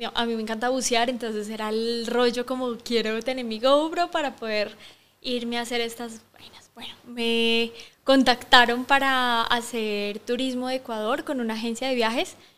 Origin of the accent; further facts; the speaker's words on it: Bogotá, Colombia; moved away as an adult; also born or lived in Barcelona, Spain; now in Guatemala; soy colombiana de Bogotá